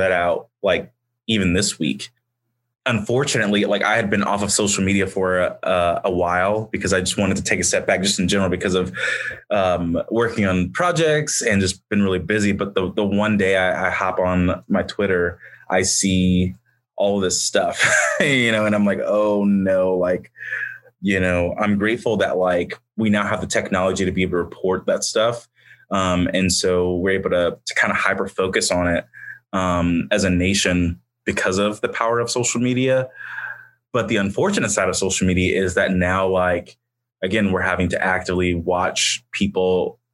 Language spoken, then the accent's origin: English; Indianapolis, Indiana, United States; moved away as an adult; now in Muncie, United States; in the neighborhood that I grew up in Indianapolis